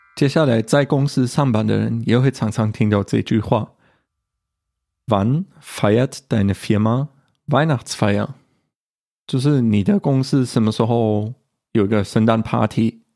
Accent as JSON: {"language": "Chinese", "country": "Germany", "said": "我们德国人"}